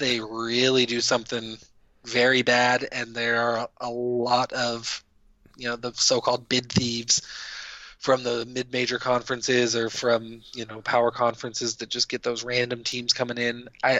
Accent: Fort Collins, Colorado, United States; Sorry, like, that's just a hometown one for me. I'm from Fort

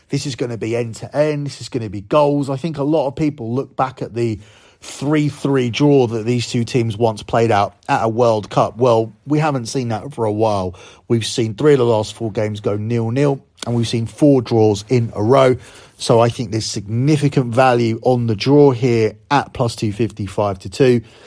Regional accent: United Kingdom; as a Brit

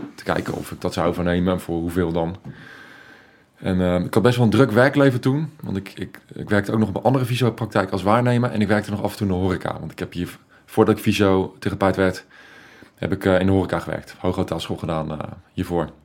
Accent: The Hague, South Holland, Netherlands; Ik kom uit Den Haag

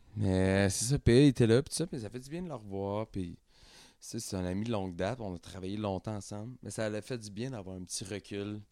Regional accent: Quebec, Canada; on vient tous de Saint-Jean, on vient tous de Saint-Jean, mais on a starté là

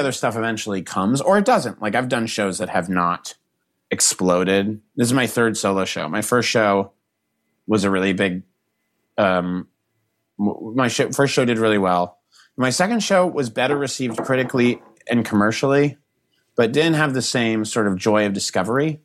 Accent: Boston, Massachusetts, United States; Not Boston, not my hometown

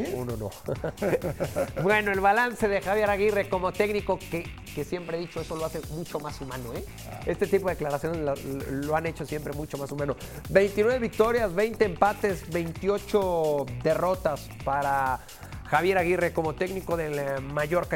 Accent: Mexico; para nosotros como mexicanos

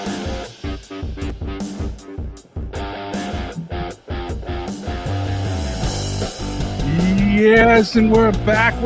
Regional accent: Canada; now in Toronto, Canada; I'm Canadian

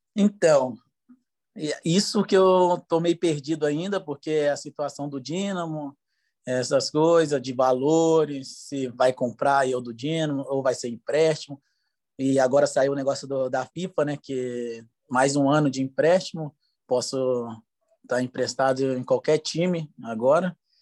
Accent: Espírito Santo, Brazil; moved away as an adult; also born or lived in Dubai, United Arab Emirates / Ukraine; eu jogava no Linhares, é, do Espírito Santo, da minha terra natal

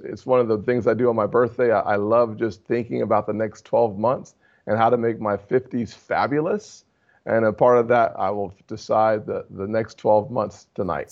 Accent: South Carolina, United States; my home state

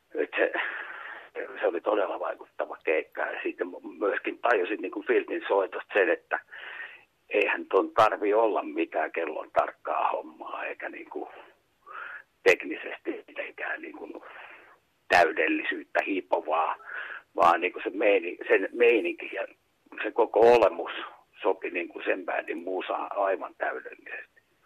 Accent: Kuusankoski, Kymenlaakso, Finland; also born or lived in Kouvola; Muutettiin sitten Kuusalta Kouvolaan omakotitaloon

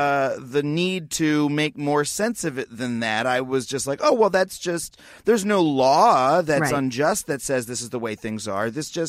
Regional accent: Long Island, New York, United States; Man, and that reminds me of honestly growing up on Long Island because, yeah, I was able to live under that same fiction that, you know, there was one Black kid in my entire, you know, in my grade sort

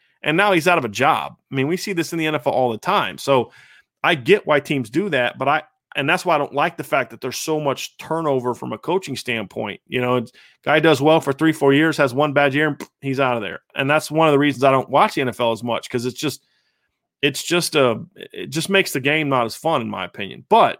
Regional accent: California, United States; I grew up in the Bay, and I couldn't agree more that I will be pissed if the Niners take Mac Jones.

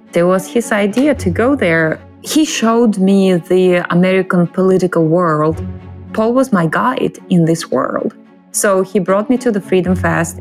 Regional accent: Russia; English is a second language; I'm visiting from Russia

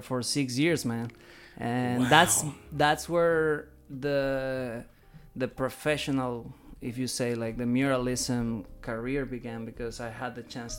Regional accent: Caracas, Capital District, Venezuela; moved away as an adult; now in Savannah, United States; I am originally from Caracas, Venezuela. I've been in the States for 10 years

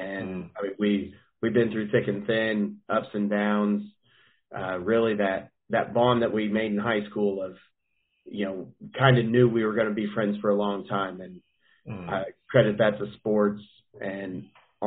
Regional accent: Wapena, Kansas, United States; also born or lived in St. Joseph, Missouri; I'm from Wapena, Kansas. It's small town, real small town.

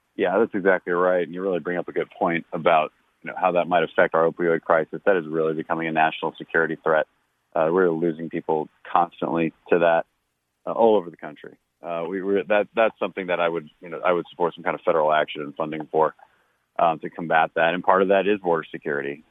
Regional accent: Texas, United States; here in Texas

